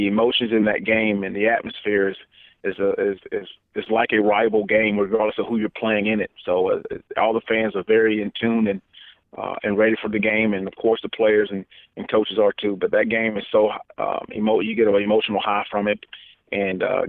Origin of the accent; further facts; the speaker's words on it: Florida, United States; now in Alabama, United States; my home state